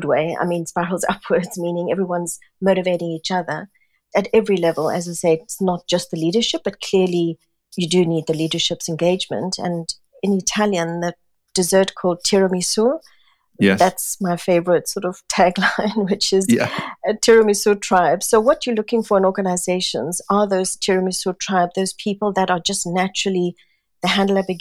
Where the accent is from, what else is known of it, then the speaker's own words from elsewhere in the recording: South Africa; moved away as an adult; also born or lived in Singapore; now in London, United Kingdom; being born and brought up in South Africa, where we were a very multicultural nation.